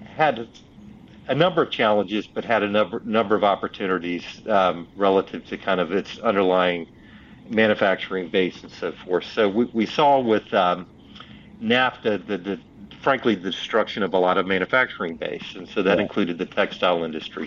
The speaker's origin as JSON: {"language": "English", "town": "Union", "region": "South Carolina", "country": "United States", "tie": "born or raised there", "moved": "yes", "lives_now": "Kannapolis, United States", "said": "I grew up in a um, small Southern state called South Carolina, mm-hmm. uh, um, in Union, South Carolina"}